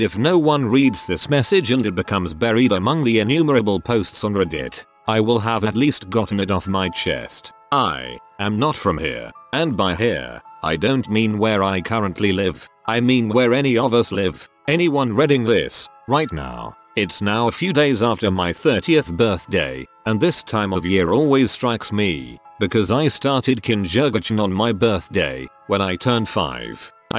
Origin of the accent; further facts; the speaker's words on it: San Diego, California, United States; I was born in San Diego, and lived in a poorer suburb of San Diego as a child. I lived at an apartment complex called Lemonvine Apartments